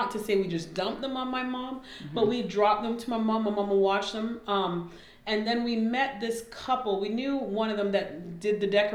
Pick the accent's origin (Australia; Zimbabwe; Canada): Canada; moved away as an adult; also born or lived in Alabama, United States; now in United States; I'm Canadian, moved here, came to undergrad in Oakwood